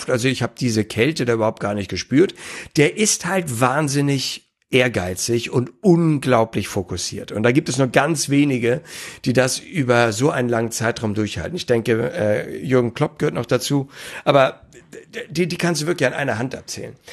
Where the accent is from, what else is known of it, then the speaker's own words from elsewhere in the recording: Hamburg, Germany; dass ich äh, auch als Hamburger gar nichts gegen Bayern München habe